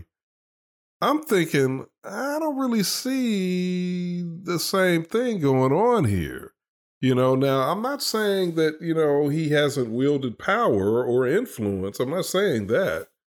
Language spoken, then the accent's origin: English; Chicago, Illinois, United States; I grew up in Chicago